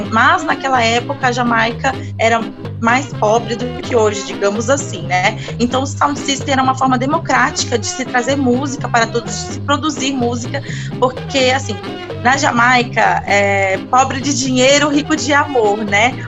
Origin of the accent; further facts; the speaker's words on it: Brasília, Federal District, Brazil; eu sou de Brasília, nasci em Brasília